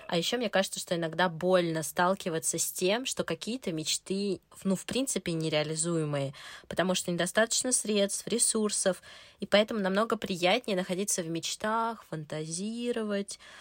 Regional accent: Moscow, Russia; мне 30 лет, я из Москвы

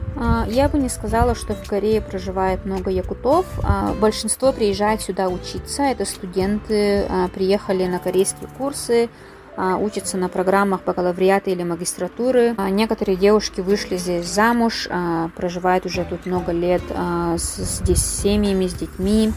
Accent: Maya, Sakha Republic, Russia; moved away as an adult; also born or lived in Mongolia / Daejeon, South Korea; now in Seoul, South Korea; я родилась и выросла в Мегино-Кангаласском Улусе, село Мая

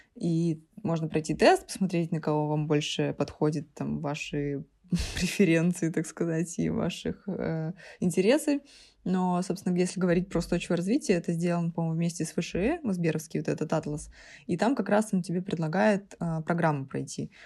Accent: Saint Petersburg, Russia; питерские замашки

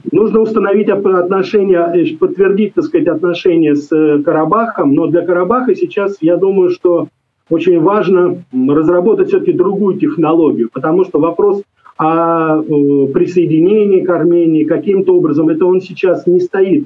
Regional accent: Russia; я родился и вырос в России

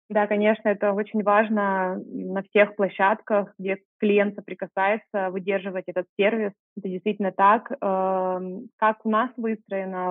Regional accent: Irkutsk, Irkutsk Oblast, Russia; moved away; also born or lived in Moscow; я открыла первый стрит-магазин в своем родном городе, я из Иркутска

